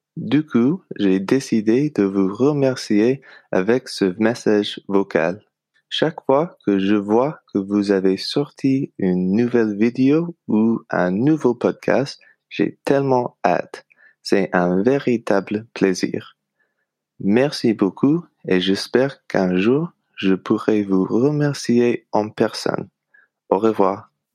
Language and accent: French; Canada; French is a second language; now in Lille, France; Je suis canadien et ça fait deux ans que j'apprends le français. Actuellement, je vis en France